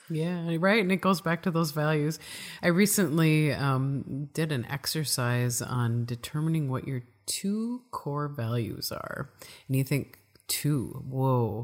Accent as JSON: {"language": "English", "region": "Midwest", "country": "United States", "accent": "Midwest", "said": "my Midwest accent"}